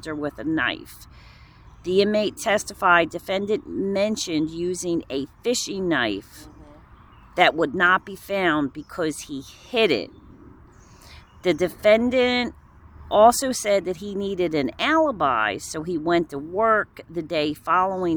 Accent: Woodbury, New Jersey, United States; also born or lived in West Deptford, New Jersey; I grew up in Woodbury

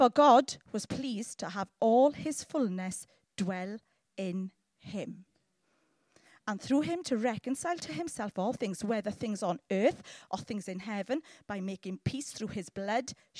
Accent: Llanelli, Wales, United Kingdom; I'm from Llanelli

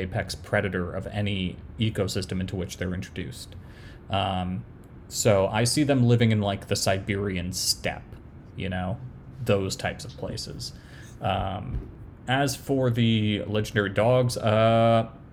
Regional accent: New York, United States; I grew up in New York

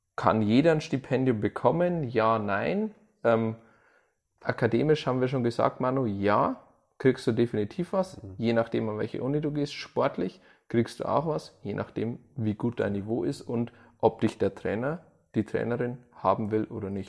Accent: Germany; als Deutscher ist man da ehrlich

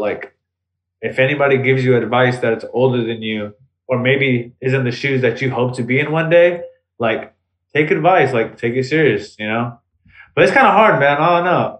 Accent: the Bay Area, California, United States; we're from the Bay

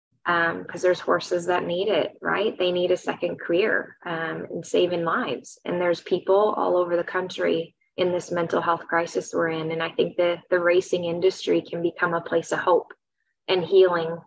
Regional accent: Wisconsin, United States; moved away as an adult; also born or lived in St. Paul, Minnesota; I grew up in Wisconsin

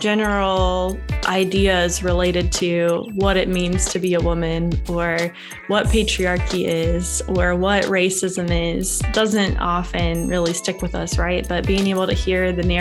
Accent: West Virginia, United States; moved away as an adult; I am from West Virginia and moved away for a little period in my life for school and work, and came back about 3.5 years ago.

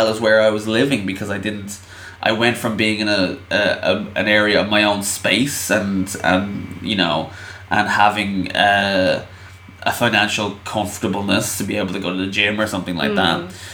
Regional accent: Ireland; I'm Irish

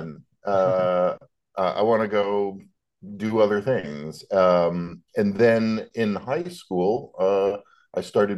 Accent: Calgary, Alberta, Canada; moved away as an adult; also born or lived in Toronto; now in Nashville, United States; I grew up in Calgary out west, and then moved to Toronto

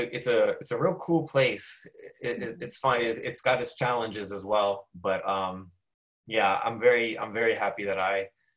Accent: Prince George's County, Maryland, United States; So they probably should have checked me, but they probably wouldn't think that I'm from Prince George's County, so they wouldn't have.

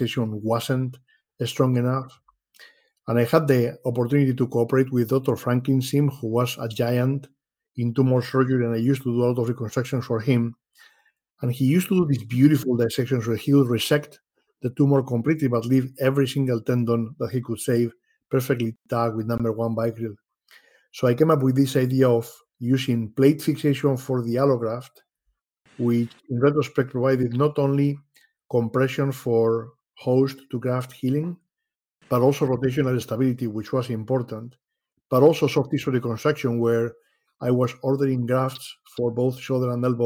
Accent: Madrid, Community of Madrid, Spain; moved away as an adult; now in Rochester, United States; I was born in Madrid, Spain.

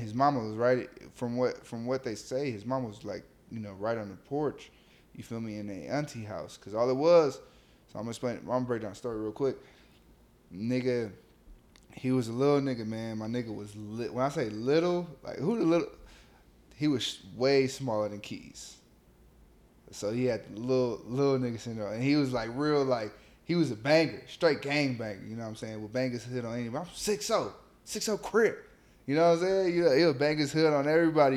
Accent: Los Angeles, California, United States; also born or lived in Long Beach / Inglewood / Compton / Gardena; I'm from South Central LA.

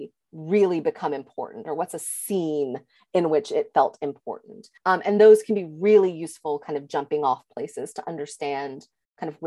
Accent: the South, United States; as a Southerner

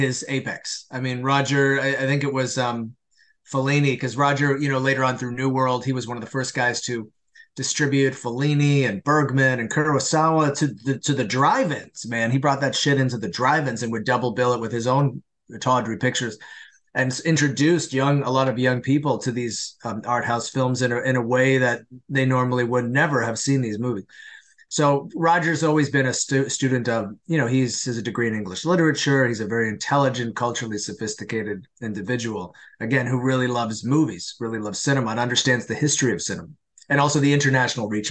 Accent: Canada; I'm Canadian

